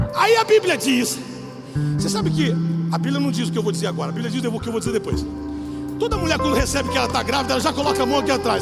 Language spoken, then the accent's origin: Portuguese; Brazil; nós somos brasileiros